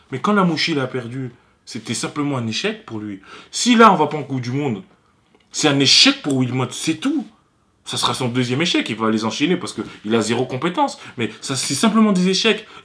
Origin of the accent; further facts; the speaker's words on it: Côte d’Ivoire; now in France; Là, je, je m'acharne sur la Côte d'Ivoire parce que je suis ivoirien.